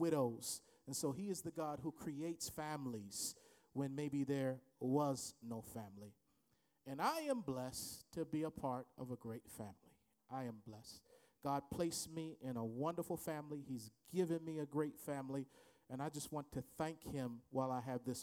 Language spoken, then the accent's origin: English; Baltimore, Maryland, United States; I went to his church growing up in Baltimore, Maryland